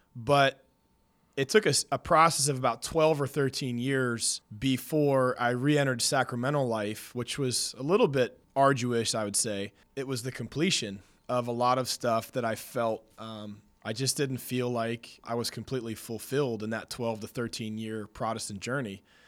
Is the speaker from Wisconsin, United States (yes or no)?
no; Pennsylvania, United States; moved away; I was confirmed in eighth grade growing up in Pennsylvania